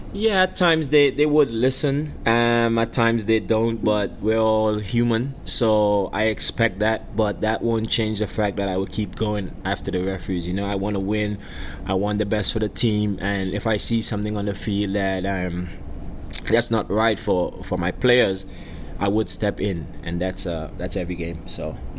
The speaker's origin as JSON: {"language": "English", "country": "Trinidad & Tobago", "tie": "born or raised there", "also_born_or_lived": "Tampa, Florida", "moved": "as an adult", "lives_now": "Memphis, United States", "said": "growing up in the in the countryside of Trinidad, uh, Miao to be exact. Miao is where I'm, I'm I'm from."}